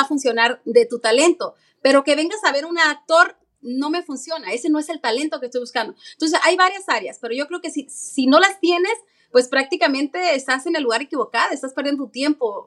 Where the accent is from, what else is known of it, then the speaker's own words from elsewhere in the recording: Mexico; also born or lived in New York; now in United States; yo soy latina, soy mexicana